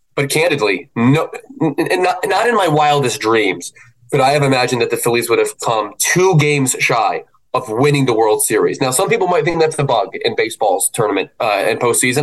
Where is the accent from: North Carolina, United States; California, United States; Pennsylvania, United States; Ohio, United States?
Pennsylvania, United States; Philadelphia; also born or lived in Baltimore; I was born in Baltimore but raised in Philadelphia